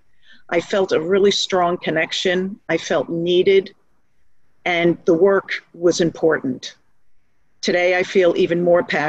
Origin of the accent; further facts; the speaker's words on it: Manhasset, New York, United States; I was raised in Manhasset, Long Island, a commuter town to New York City